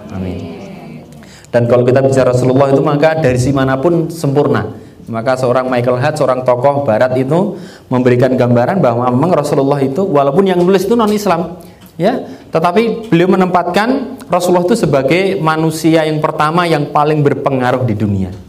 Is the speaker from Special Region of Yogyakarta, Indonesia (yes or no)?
yes; Yogyakarta, Special Region of Yogyakarta, Indonesia; Saya asli Jogja, ya kan?